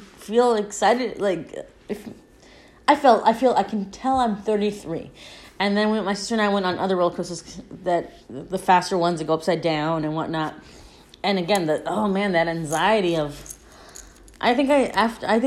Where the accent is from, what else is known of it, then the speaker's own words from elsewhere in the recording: California, United States; I grew up by Disneyland and Knott's Berry Farm because I grew up in California